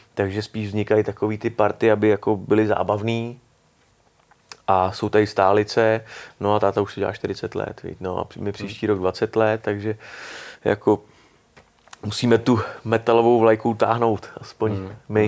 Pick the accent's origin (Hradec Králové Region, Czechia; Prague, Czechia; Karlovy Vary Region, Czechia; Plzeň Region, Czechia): Prague, Czechia; já jsem ze Strašnic mm. a tam byl kulturní dům barikádníků, mm. takže tam mm. jsem to měl vlastně jakoby kousek